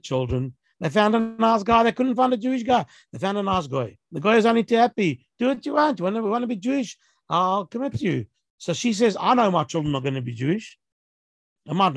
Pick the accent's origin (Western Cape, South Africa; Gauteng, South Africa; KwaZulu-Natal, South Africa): Gauteng, South Africa; Johannesburg; moved away; when I was growing up in Joburg